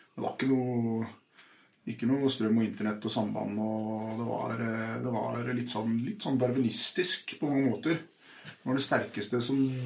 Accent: Oslo, Norway; jeg vokste opp på Furuset i Groruddalen

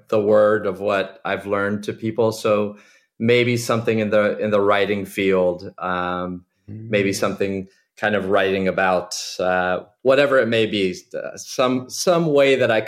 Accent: Florida, United States; moved away as an adult; also born or lived in Dominican Republic; now in New York, United States; I grew up in Florida, and I trained in Miami

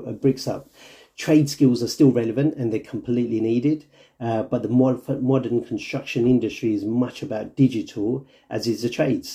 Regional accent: London, United Kingdom; I've been born and bred in Stratford, been educated down here through my school

